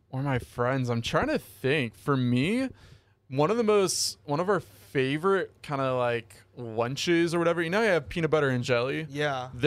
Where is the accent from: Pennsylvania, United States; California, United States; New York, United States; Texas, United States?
California, United States; now in Hawaii, United States; as a Californian